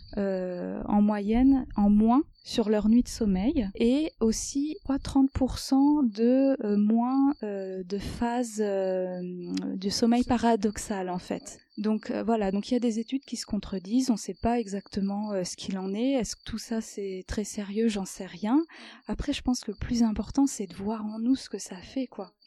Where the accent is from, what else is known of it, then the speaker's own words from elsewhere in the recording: France; moved away as an adult; also born or lived in Paris region, France; now in Switzerland; je suis arrivée ici en Suisse, puisque je suis française, j'habitais avant dans la région parisienne